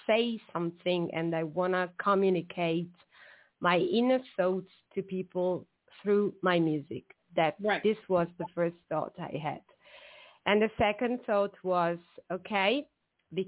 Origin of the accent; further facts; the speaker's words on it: Southern Italy, Italy; I'm Italian from the South